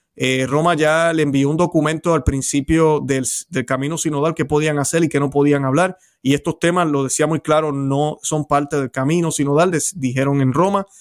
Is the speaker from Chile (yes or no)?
no; Puerto Rico; en mi país, en Puerto Rico